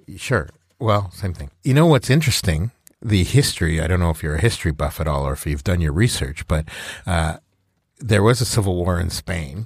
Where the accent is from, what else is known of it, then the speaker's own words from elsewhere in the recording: Alberta, Canada; I grew up in Alberta